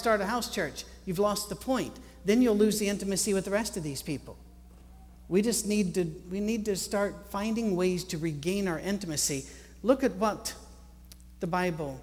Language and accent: English; Scotland, United Kingdom; I'm Scottish